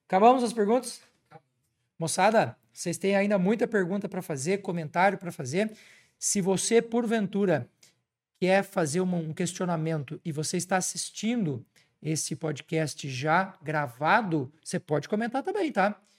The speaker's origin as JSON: {"language": "Portuguese", "region": "Santa Catarina", "country": "Brazil", "said": "lá na minha terra, em Santa Catarina"}